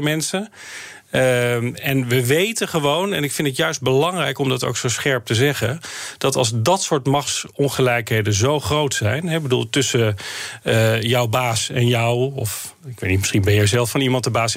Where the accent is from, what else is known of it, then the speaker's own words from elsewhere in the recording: North Brabant, Netherlands; ik kom zelf uit Brabant